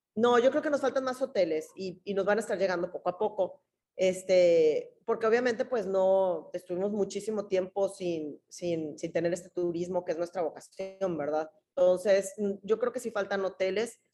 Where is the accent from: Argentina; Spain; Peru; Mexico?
Mexico; Tampico, Tamaulipas; yo siempre he vivido aquí